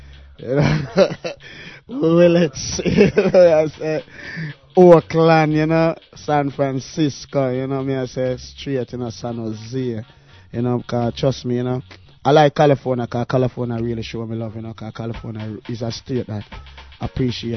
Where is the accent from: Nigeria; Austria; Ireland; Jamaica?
Jamaica; Portmore, Saint Catherine; also born or lived in Kingston, Jamaica; I was born in Kingston, but I left Kingston from an early age, you know. I went to grow up in a place they call Portmore.